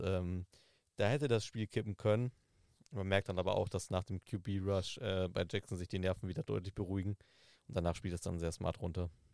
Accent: Southern Germany, Germany; Ich komme aus, äh, aus Süddeutschland, wo, wo lange Zeit Winter- und Glatteiswarnung war

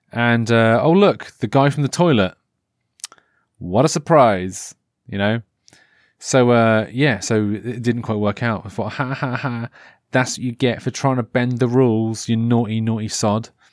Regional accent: Norfolk, East of England, United Kingdom; I'm from Norfolk

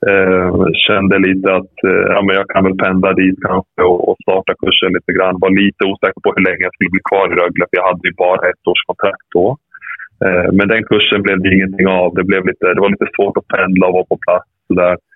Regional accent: Rättvik, Dalarna County, Sweden; also born or lived in Serbia; jag växte upp i Rättvik

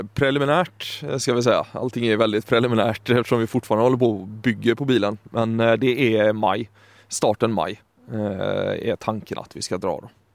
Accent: Sweden; accent: Gothenburg dialect; moved away; så ble det med litt göteborgsk dialekt, ettersom jeg er svensk.

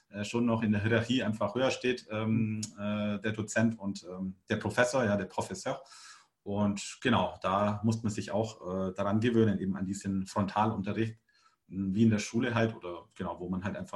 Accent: Augsburg, Bavaria, Germany; Augsburg ist ungefähr, also meine Heimatstadt, die ist ungefähr so groß wie Rennes.

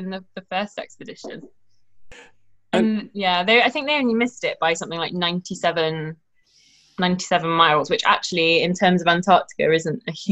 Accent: United Kingdom; We'll we'll do it. We're British.

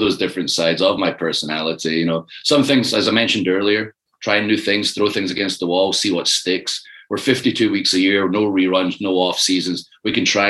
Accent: Ayr, Scotland, United Kingdom; moved away; also born or lived in Glasgow; I'm from Ayr

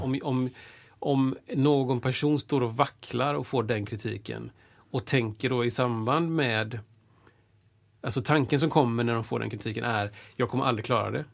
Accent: Washington, District of Columbia, United States; now in Sweden; jag är född i Washington

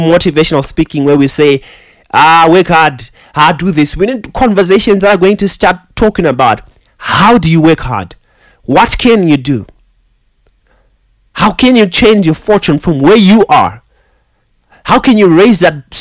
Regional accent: Zimbabwe; English is a second language

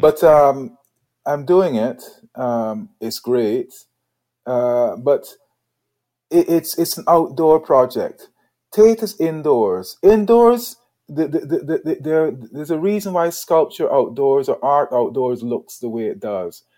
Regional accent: Guyana; moved away as an adult; also born or lived in Edinburgh, Scotland; now in United Kingdom; born in Edinburgh, right, moved to Guyana when I was five years old

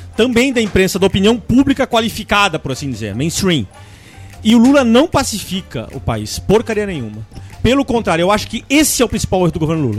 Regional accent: Brazil; como brasileiro

